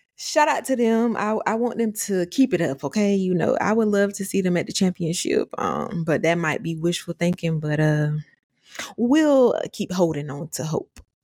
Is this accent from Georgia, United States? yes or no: yes; Atlanta, Georgia, United States; my roots are Atlanta, Georgia, all the way, but we did move to the burbs